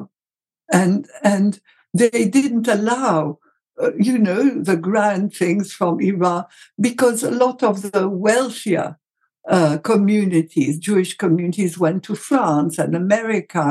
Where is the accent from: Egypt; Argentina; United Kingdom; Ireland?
Egypt; in Egypt, we had zalabia